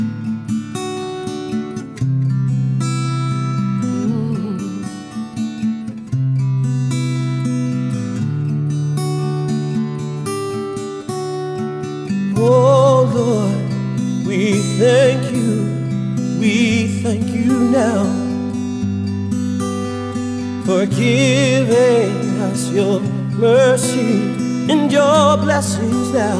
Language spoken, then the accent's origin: English; East Coast of the United States, United States; also born or lived in Washington, D.C.; I grew up on the East Coast of the United States of America